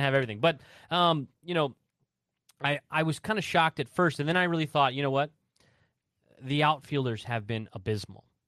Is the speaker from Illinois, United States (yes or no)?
no; Southern Indiana, United States; I grew up in Southern Indiana, so it, everyone's a Hoosier